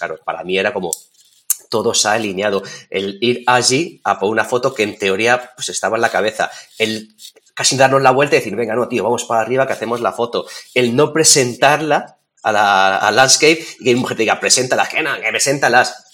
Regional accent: Toledo, Castilla-La Mancha, Spain; estoy al otro lado del mundo, o sea, estamos en China, somos de Toledo

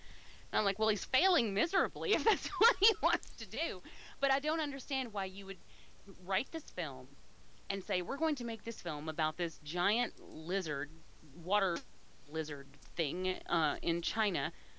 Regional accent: United Kingdom; But I've never heard anyone else. I'm British. I hate to hear them talk.

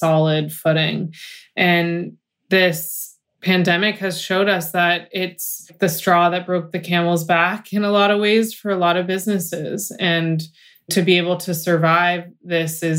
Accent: United States; I'm American

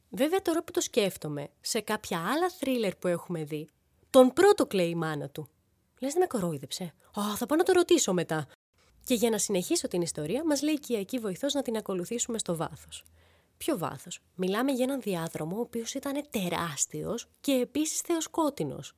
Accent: Thessaloniki, Central Macedonia, Greece; now in Athens, Greece; Είμαστε από τη Θεσσαλονίκη.

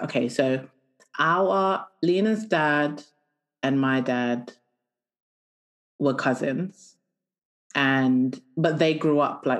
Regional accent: Kabeya Kamwanga, Kasai-Oriental, DR Congo; I am from Kabeya Kamwanga.

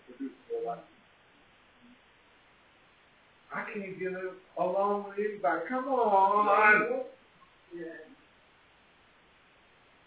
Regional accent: Los Angeles, California, United States; as a kid growing up in Watts

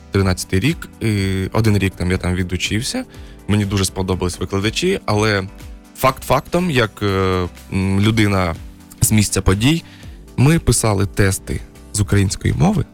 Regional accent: Kharkiv, Kharkiv Oblast, Ukraine; moved away; also born or lived in China; я харків'янин, повертаюсь до Харкова

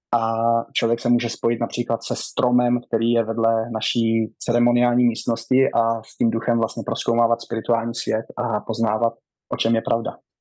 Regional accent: Rokycany District, western Bohemia, Plzeň Region, Czechia; moved away as an adult; now in United States; Já pocházím, a, z Rokycanska, mám čtyřicet

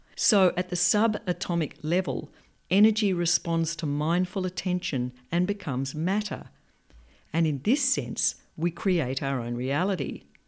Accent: Perth, Western Australia, Australia; I grew up in Perth in a loving, down-to-earth and rational family.

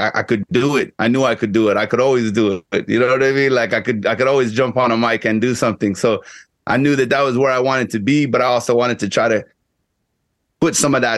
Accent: Guyana; first language English; now in Texas, United States; I grew up in Guyana

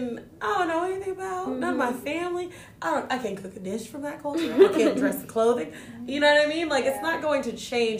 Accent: United States; I'm American

